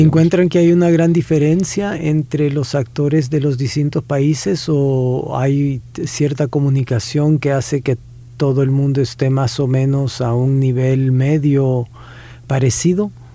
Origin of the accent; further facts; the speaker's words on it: El Salvador; nosotros tenemos actores excelentes